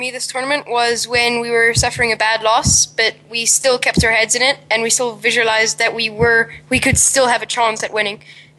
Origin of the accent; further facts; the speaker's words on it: South Africa; now in Bahrain; I'm from South Africa.